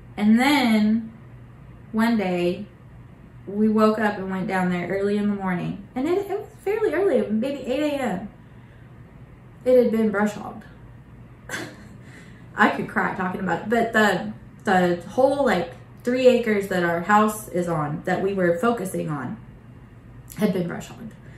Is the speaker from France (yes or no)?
no; Bartlesville, Oklahoma, United States; moved away as an adult; I grew up in Bartlesville.